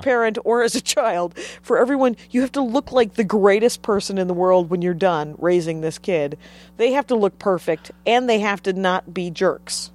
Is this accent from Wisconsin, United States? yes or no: yes; Wisconsin, United States; moved away as an adult; also born or lived in Minneapolis; now in Los Angeles, United States; I grew up in Wisconsin and started doing stand-up in Wisconsin